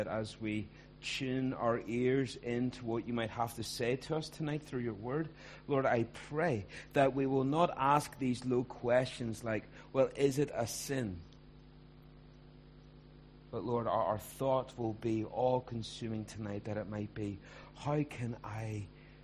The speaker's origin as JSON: {"language": "English", "town": "Ballymena", "region": "Northern Ireland", "country": "United Kingdom", "tie": "born or raised there", "also_born_or_lived": "Belfast", "said": "I grew up in Ballymena"}